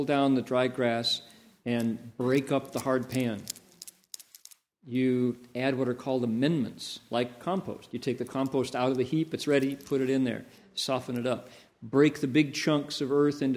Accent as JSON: {"language": "English", "town": "Toledo", "region": "Ohio", "country": "United States", "tie": "born or raised there"}